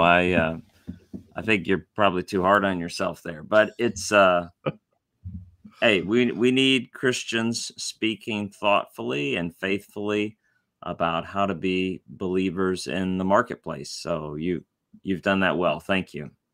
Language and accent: English; Tennessee, United States; now in Louisville, United States; I grew up in Tennessee